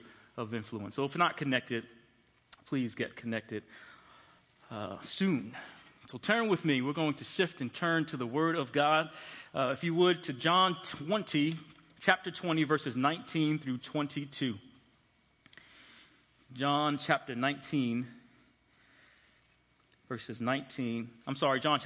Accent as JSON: {"language": "English", "region": "New York", "country": "United States", "tie": "born or raised there", "also_born_or_lived": "Columbus, Ohio", "moved": "yes", "said": "I was born and raised in New York, for those of you who do not know, the youngest of four children"}